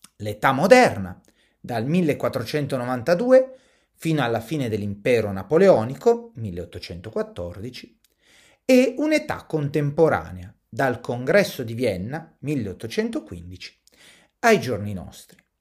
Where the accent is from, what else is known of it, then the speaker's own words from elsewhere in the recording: Italy; Noi siamo italiani, siamo nati in Italia, viviamo in Italia